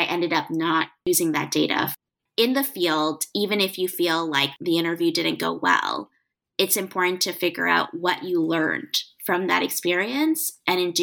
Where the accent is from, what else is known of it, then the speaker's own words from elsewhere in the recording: Canada; I am Canadian